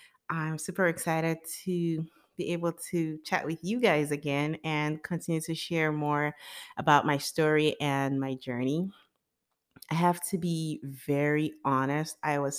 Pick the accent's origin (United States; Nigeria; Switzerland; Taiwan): Nigeria; born there; So I was born in Nigeria sometime in 1985. And I was born into a middle-class family.